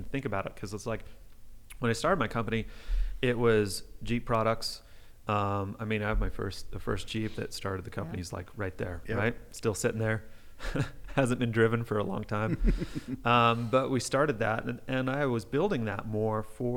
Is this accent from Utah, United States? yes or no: yes; Panguitch, Utah, United States; I was born in Panguitch